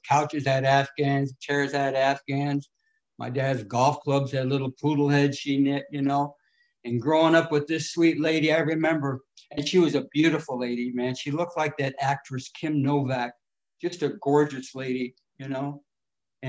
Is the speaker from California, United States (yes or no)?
yes; California, United States; also born or lived in Detroit, Michigan; I was born in Detroit and I come out to California when I was about 6 years old. Brought up in a little off orphanage